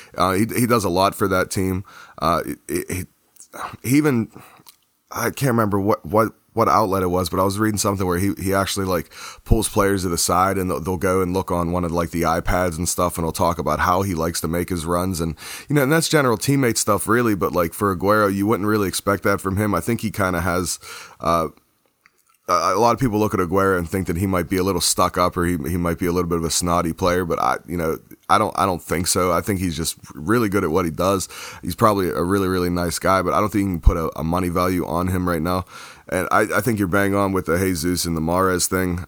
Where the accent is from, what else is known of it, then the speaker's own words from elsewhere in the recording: United States; being an American